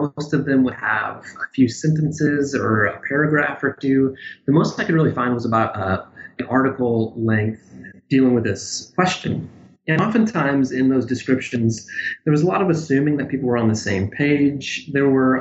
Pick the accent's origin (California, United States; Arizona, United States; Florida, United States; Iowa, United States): Iowa, United States; Pella; moved away; I grew up in Iowa, a little town called Pella.